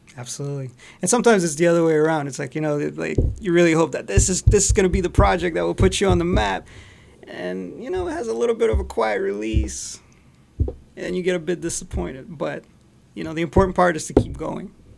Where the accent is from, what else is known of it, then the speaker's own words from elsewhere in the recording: Montreal, Quebec, Canada; moved away as an adult; also born or lived in Scarborough, Toronto; now in Toronto, Canada; Actually, originally, I grew up in Montreal